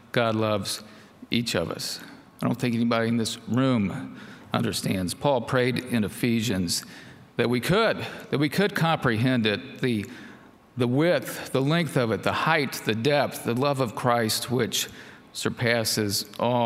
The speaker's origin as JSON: {"language": "English", "town": "Florence", "region": "Kentucky", "country": "United States", "tie": "born or raised there", "said": "I grew up in Florence, as Summer mentioned, not too far north of here"}